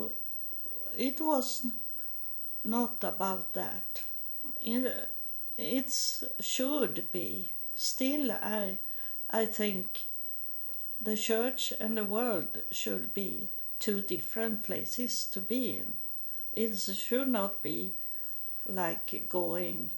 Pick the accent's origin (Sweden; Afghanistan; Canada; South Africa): Sweden; English is a second language